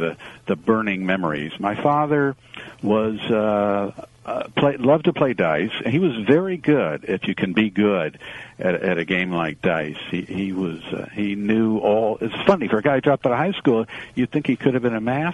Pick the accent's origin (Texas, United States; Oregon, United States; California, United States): California, United States; Los Angeles; also born or lived in Cleveland, Ohio; I was born in Cleveland, Ohio, but grew up in Los Angeles